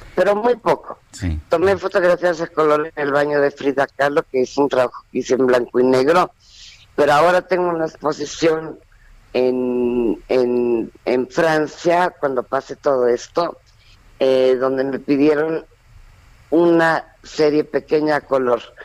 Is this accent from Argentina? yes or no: no; Mexico; mi trabajo aquí, de donde yo soy